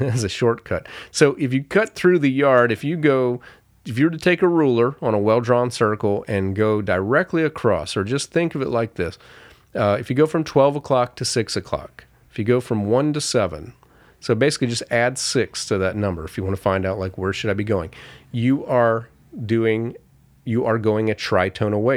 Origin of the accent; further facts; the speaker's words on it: Florida, United States; growing up in Florida, we had a backyard